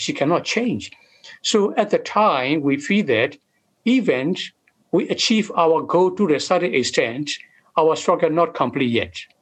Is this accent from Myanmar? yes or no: yes; Karen State, Kayin State, Myanmar; moved away as an adult; also born or lived in Thai-Burma border; now in Australia; I was born and raised in Karen State